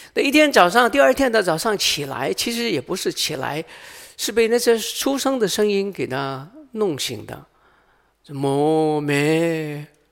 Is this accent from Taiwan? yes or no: no; Hong Kong; moved away; 我来自香港啊